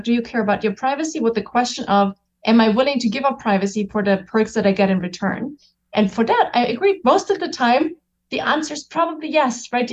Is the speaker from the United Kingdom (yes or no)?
no; Germany; I'm German, so I grew up in Germany.